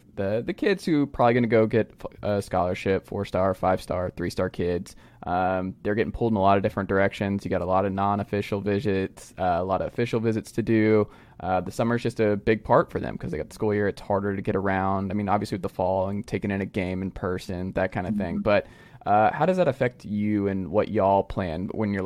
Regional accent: Georgia, United States; growing up in Georgia

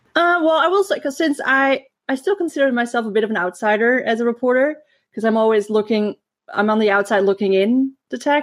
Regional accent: Netherlands; I grew up in the Netherlands

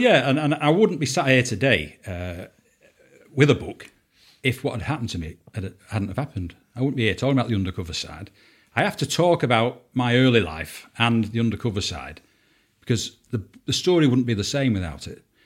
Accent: Salford, North West England, United Kingdom; I'm from Salford, uh, Lower Kersal uh, from a two up, two down terraced house. Um, mum and dad didn't have much money. Um, um I went to local primary school there.

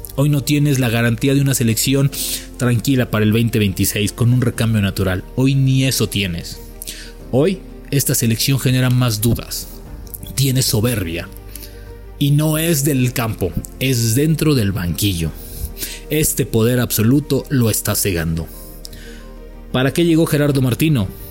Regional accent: Mexico; Estás en México

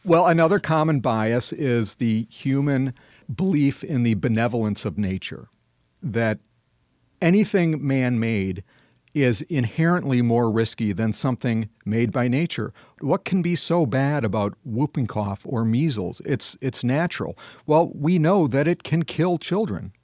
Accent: Madison, Wisconsin, United States; my hometown of Madison, Wisconsin

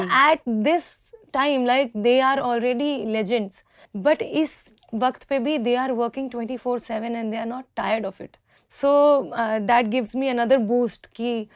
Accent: Rewa, Madhya Pradesh, India; रीवा में uh, जहाँ से मैं हूँ

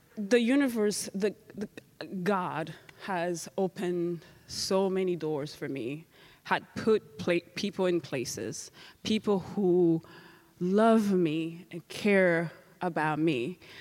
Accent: Rwanda; moved away; I'm from Rwanda

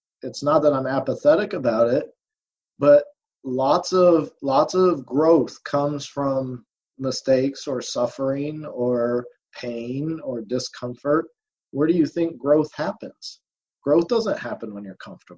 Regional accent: Indiana, United States; my home state, Indianapolis

